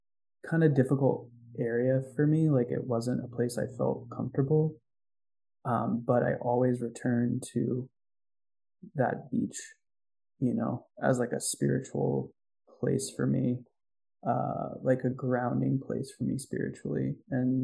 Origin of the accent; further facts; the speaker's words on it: New York City, New York, United States; I grew up in New York City, and it makes me wonder. I grew up in a beach town in New York City, and it makes me wonder where that sand comes from, you know.